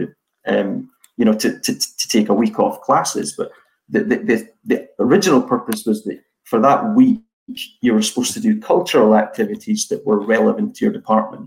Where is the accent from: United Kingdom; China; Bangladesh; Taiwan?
United Kingdom; Edinburgh, Scotland; moved away as an adult; now in Akitsu, Japan; I was offered a job working for a BMW franchise in Edinburgh, my hometown